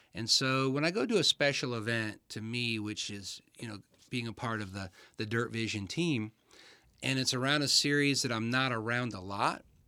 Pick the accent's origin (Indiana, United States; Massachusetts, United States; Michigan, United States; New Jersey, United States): Michigan, United States; I was born in Michigan.